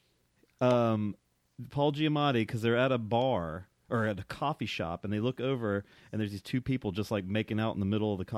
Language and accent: English; North Carolina, United States; I'm from North Carolina